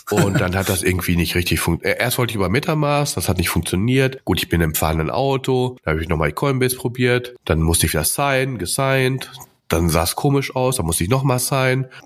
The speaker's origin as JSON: {"language": "German", "country": "Austria", "said": "Ja, ich bin aus Österreich."}